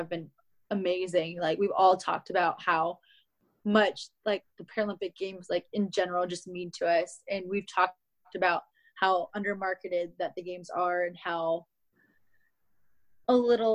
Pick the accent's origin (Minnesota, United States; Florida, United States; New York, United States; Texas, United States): Minnesota, United States; I grew up in Minnesota